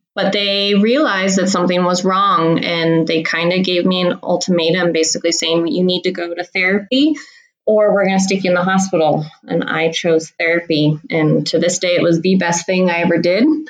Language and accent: English; Hood River, Oregon, United States; I grew up in Hood River, Oregon